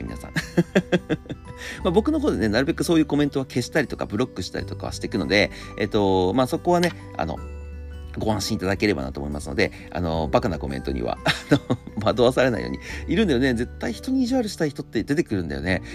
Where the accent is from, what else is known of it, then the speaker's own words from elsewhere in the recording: Tohoku, Japan; also born or lived in Akita Prefecture; now in Tokyo, Japan; 僕、は東北出身で